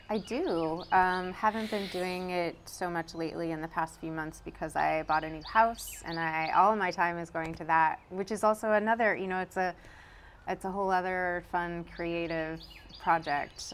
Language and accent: English; Brunswick, Maine, United States; now in Durham, United States; I was born in Brunswick, Maine.